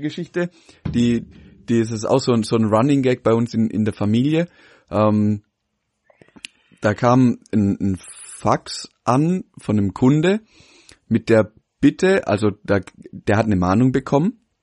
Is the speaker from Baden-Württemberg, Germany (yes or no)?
yes; Pforzheim, Baden-Württemberg, Germany; bei uns in Pforzheim